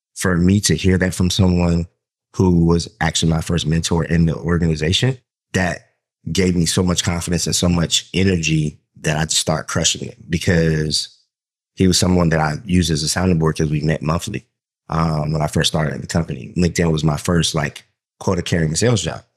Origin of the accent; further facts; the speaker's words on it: Southern Georgia, United States; I grew up in Southern Georgia in a black neighborhood